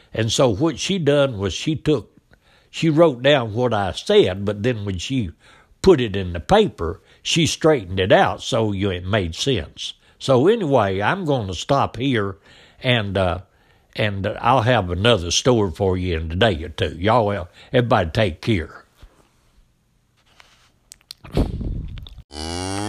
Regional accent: Biscoe, United States; we come from Bisco. Uh, that's where we lived down there, me and my daddy

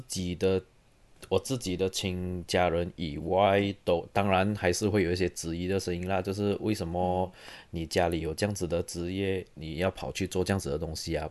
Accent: Serdang, Selangor, Malaysia; moved away as an adult; also born or lived in Taiwan / Dresden, Germany / Munich, Germany; now in Oulu, Finland; 我来自，呃，Saint Lang-， 马来西亚雪兰莪州的沙登。So， 我中学是读，呃，吉隆坡学院中学，然后我大学有去台湾的东吴大学读音乐系，然后之后我到德国，先在Dresden，然后在Munich读我的嗯。master，然后我现在是在芬兰的 Aulu Symphony Orchestra担任这个长号 trombone 的演奏团员

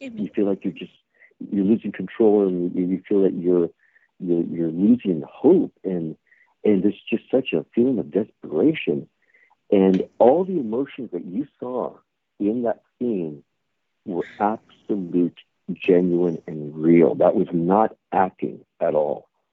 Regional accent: California, United States; born and raised in California

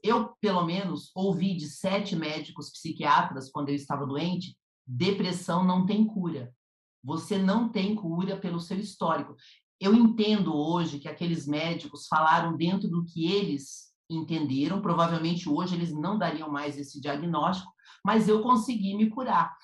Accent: Curitiba, Paraná, Brazil; now in São Paulo, Brazil; eu sou do Sul, eu sou de Curitiba

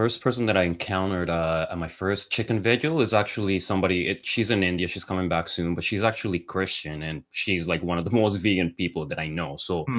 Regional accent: Colombia; like I came from Colombia

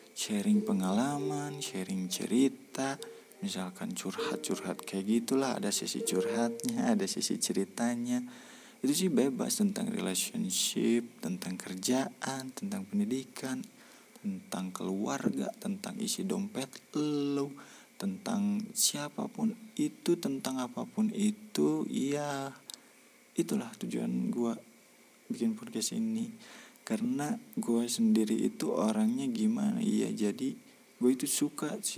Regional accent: Garut, West Java, Indonesia; oh iya gue itu dari Kabupaten Garut tepatnya gue in, saat ini uh, sedang ber diam diri

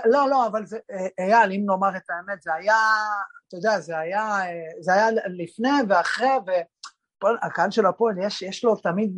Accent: Kiryat Yam, Haifa District, Israel; כשאני בגיל 15 אה, עברתי, ההורים שלי עברו דירה לקריית חיים, ועברנו לקריית חיים מקריית ים

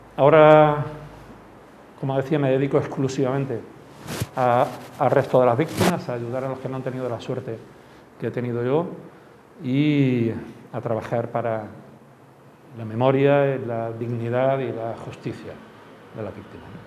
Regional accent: Málaga, Andalusia, Spain; yo soy de Málaga

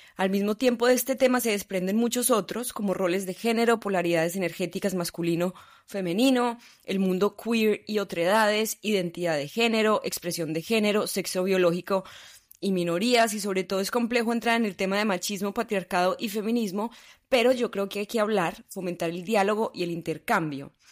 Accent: Colombia; Obviamente soy colombiana, un país tercermundista, extremadamente machista, nací en una sociedad machista

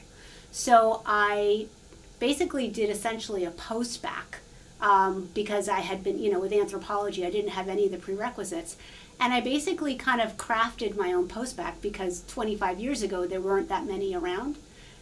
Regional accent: New York City, New York, United States; moved away as an adult; now in Charlottesville, Virginia, United States; I actually am a public school kid, so I grew up in New York City

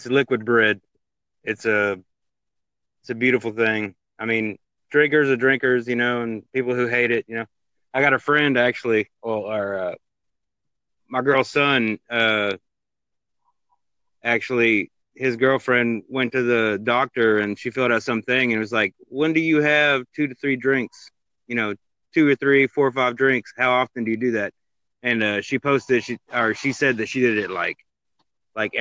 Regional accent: Atlanta, Georgia, United States; I'm from Atlanta, Georgia

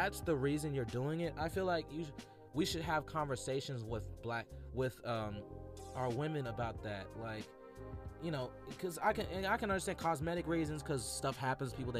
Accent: Atlanta, Georgia, United States; I was raised in Atlanta, a predominantly black environment

